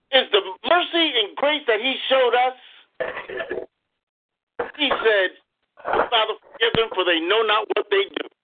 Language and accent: English; Waterbury, Connecticut, United States; moved away as an adult; now in Conway, United States; Uh, we come from Waterbury, Connecticut, um, from the Rock of Ages Holiness Church.